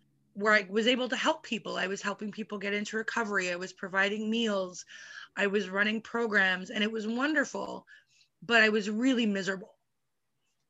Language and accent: English; Vancouver, British Columbia, Canada; I would go to Vancouver, which is close to where I live